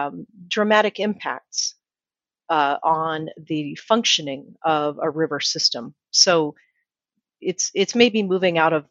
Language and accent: English; Utah, United States; now in Phoenix, United States; Utah, my home state, Arizona, I'm in Phoenix